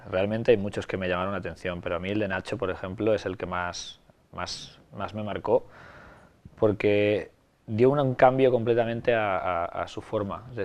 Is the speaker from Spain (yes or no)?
yes; Ibi, Valencian Community, Spain; Vengo de, vengo de Ibi. Vengo de un pueblo pequeño de, Alicante, de la montaña de Alicante